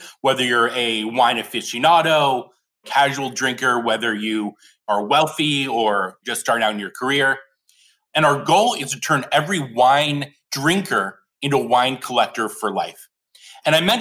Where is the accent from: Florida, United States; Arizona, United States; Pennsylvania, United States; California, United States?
Arizona, United States; Scottsdale; moved away as an adult; now in San Francisco, United States; I was back in my hometown of Scottsdale, Arizona